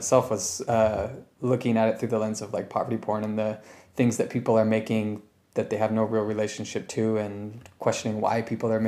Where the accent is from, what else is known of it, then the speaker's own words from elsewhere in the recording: Sacramento, California, United States; moved away; my hometown, which is Sacramento